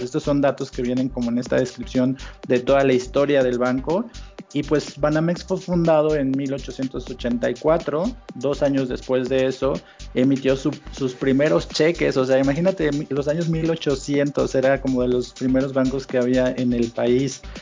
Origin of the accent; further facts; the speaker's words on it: Mexico; somos los mexicanos